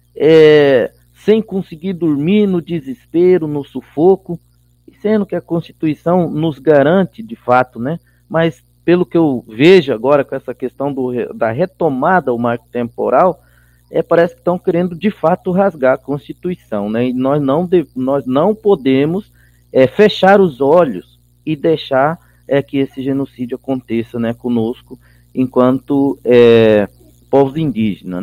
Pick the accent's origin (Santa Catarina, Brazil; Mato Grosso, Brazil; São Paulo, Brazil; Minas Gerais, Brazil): Mato Grosso, Brazil; Chiquitano people, Vila Nova Barbecho village, Brazil–Bolivia border; also born or lived in Cuiabá, Brazil; moro na terra indígena e aldeia Vila Nova Barbecho, na divisa do Brasil com a Bolívia